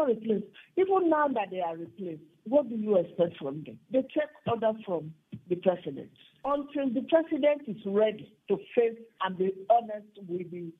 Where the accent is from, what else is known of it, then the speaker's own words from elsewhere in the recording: Nigeria; I am a Nigerian.